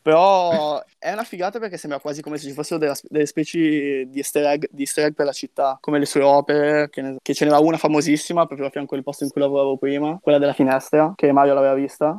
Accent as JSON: {"language": "Italian", "town": "Milan", "region": "Lombardy", "country": "Italy", "tie": "born or raised there", "moved": "as an adult", "said": "crescendo in Italia o comunque non so se è la periferia di Milano"}